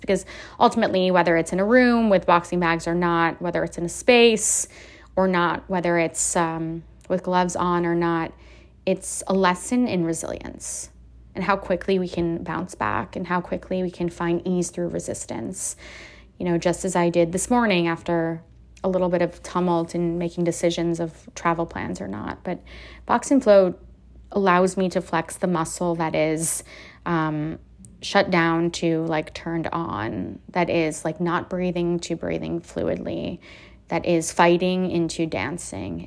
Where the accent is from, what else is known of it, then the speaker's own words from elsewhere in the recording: Miami Beach, Florida, United States; now in Austin, United States; I grew up in Miami Beach.